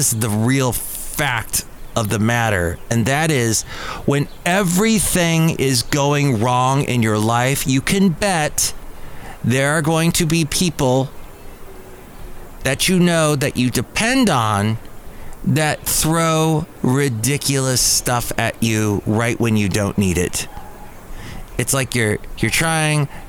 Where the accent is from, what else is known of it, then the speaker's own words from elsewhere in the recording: California, United States; I'm a Californian